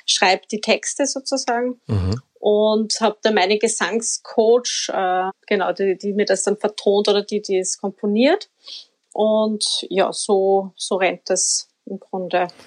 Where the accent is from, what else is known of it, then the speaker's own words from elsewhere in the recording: Upper Austria, Austria; now in Vienna, Austria; ich bin ja kein Wienerin, das muss man, das hört man wahrscheinlich eh auch. Also ich komme aus Oberösterreich